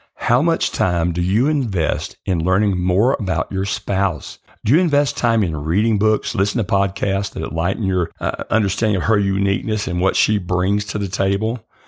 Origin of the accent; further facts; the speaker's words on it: the South, United States; I grew up in the South